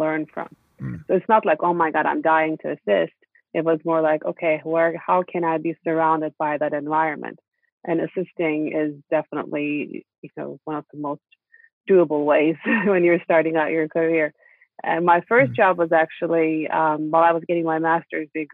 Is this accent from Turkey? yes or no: yes; Istanbul, Turkey; Growing up in Istanbul